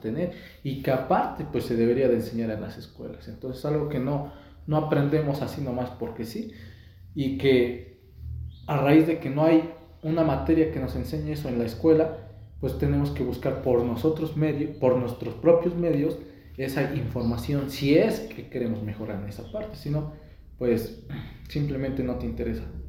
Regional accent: Mexico; como mexicanos

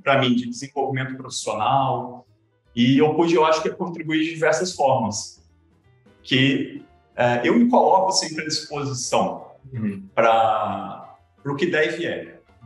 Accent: Cachoeiro de Itapemirim, Espírito Santo, Brazil; also born or lived in Viçosa, Minas Gerais; eu já nasci em Cachoeiro, meu pai nasceu em Cachoeiro, então acabei crescendo mesmo, ensino médio, foi todo um cachoeiro

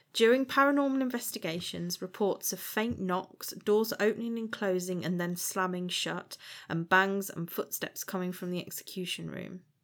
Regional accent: Shrewsbury, West Midlands, United Kingdom; I grew up in Shrewsbury

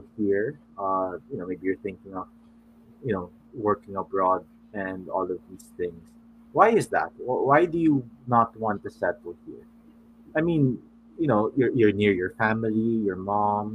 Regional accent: Manila, Metro Manila, Philippines; I'm from Manila

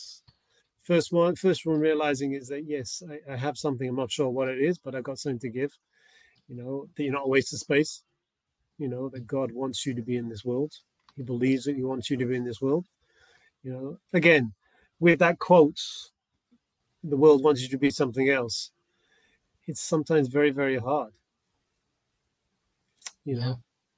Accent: England, United Kingdom; when I was growing up in England

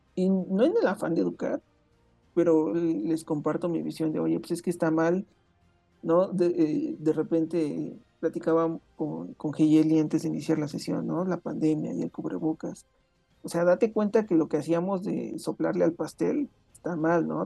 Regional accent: Mexico; la cultura mexicana específicamente, no conozco otras, bueno, más bien no he vivido dentro de otras culturas como sudamericanas o norteamericanas

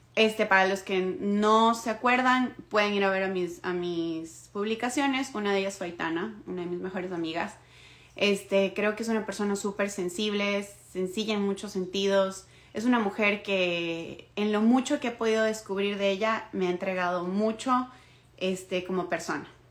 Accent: Ecuador; now in Toronto, Canada; soy de Ecuador, vivo en Toronto en este momento

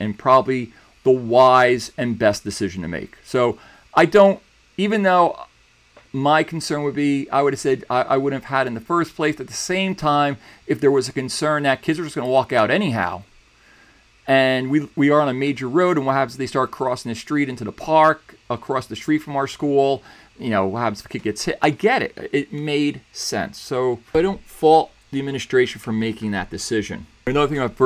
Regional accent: New Jersey, United States; I grew up in New Jersey

